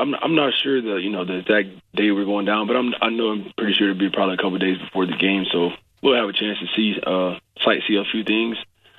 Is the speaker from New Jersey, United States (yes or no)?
no; Prattville, Alabama, United States; moved away; Prattville, Alabama.